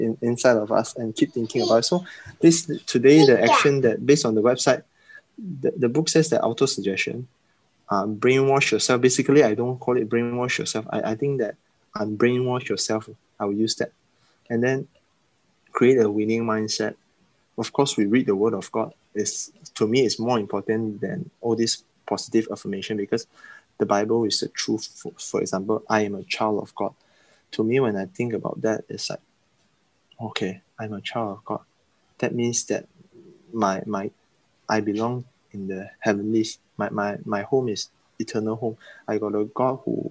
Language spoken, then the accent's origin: English; Sabah, Malaysia; there are a lot of beliefs that we have in growing up in Sabah, East Malaysia